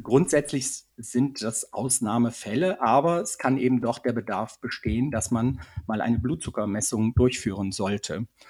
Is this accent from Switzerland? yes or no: yes; Switzerland; bei uns in der Schweiz